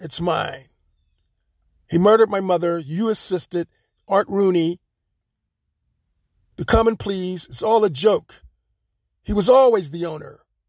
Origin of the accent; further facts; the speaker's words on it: Florida, United States; No, not really. I'm from Florida. A little bit more different, warmer climate, more pleasant.